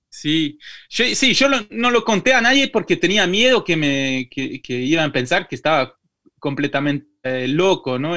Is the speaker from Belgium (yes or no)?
yes; Belgium; Spanish is a second language; moved away; also born or lived in Madrid; aprendí el español acá porque cuando, cuando, crecí, cuando en Bélgica ya, eh, ya estaba creciendo con tres idiomas, eh, francés, flamenco y inglés